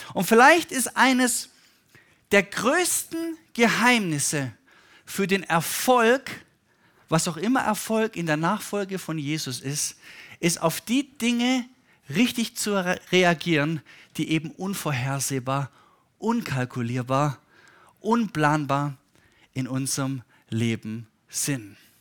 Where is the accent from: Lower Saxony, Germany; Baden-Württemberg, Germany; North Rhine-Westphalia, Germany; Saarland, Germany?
Baden-Württemberg, Germany; Stuttgart; mit meinen Eltern, die auch Pastoren sind, auf einer Konferenz war bei uns in Stuttgart